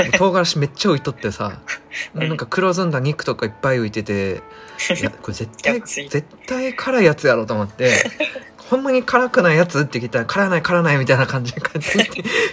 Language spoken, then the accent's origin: Japanese; Osaka, Japan; 大阪人として